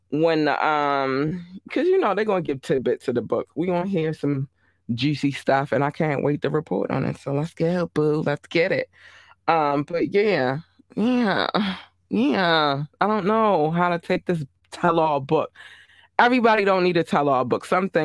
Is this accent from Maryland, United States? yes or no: yes; Baltimore, Maryland, United States; I remember I was in, because I'm from Baltimore, Maryland.